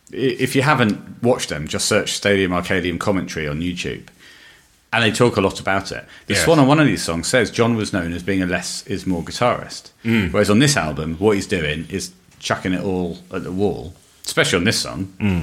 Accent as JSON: {"language": "English", "region": "England", "country": "United Kingdom", "said": "We're English."}